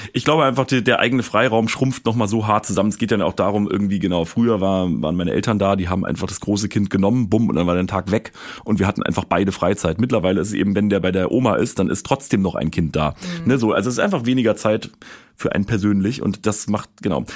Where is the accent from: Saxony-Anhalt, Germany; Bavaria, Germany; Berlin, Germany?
Berlin, Germany; ich komme aus Berlin